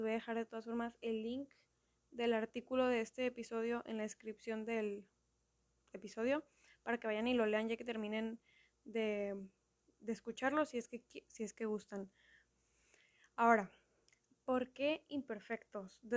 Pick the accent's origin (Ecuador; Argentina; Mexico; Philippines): Mexico; Ahorita estoy viviendo en Mérida, Yucatán, o sea, soy mexicana, obvio, pero no soy de Mérida. He vivido en varias partes a lo largo de mi vida